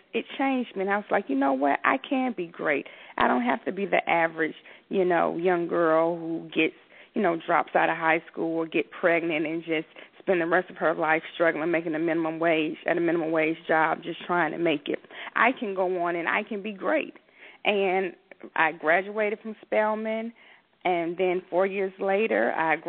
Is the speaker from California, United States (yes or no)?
no; Atlanta, Georgia, United States; I grew up in Southwest Atlanta